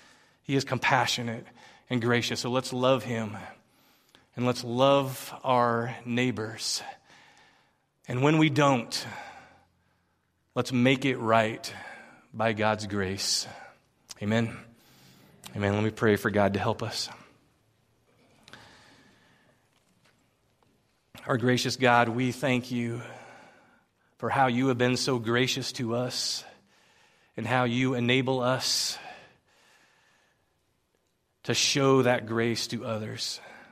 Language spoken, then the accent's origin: English; Philippines; now in United States; I remember growing up in the Philippines, being a sojourner and a foreigner, and I just didn't fit in, but I'd come back to the States, and I'd been gone for a few years, and I didn't quite fit in here